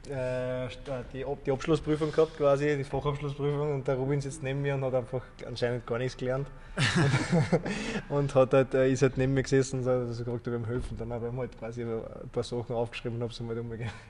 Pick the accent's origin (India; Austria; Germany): Austria; Wullersdorf, Lower Austria; ich bin ja aus Wullersdorf auch Kilometer vom Unternehmen entfernt, von Hollerbrunn.